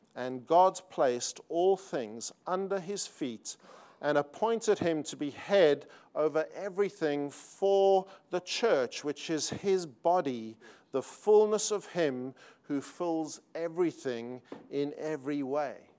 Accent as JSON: {"language": "English", "country": "South Africa", "accent": "South African", "moved": "as an adult", "lives_now": "Sydney, Australia", "said": "although we live in Australia and have lived there for twenty-one years, uh, we are South African."}